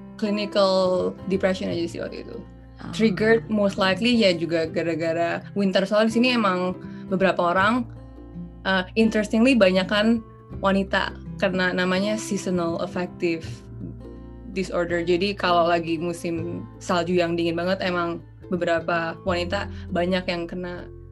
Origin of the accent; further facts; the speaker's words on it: Indonesia; moved away as an adult; aku kan dari Indonesia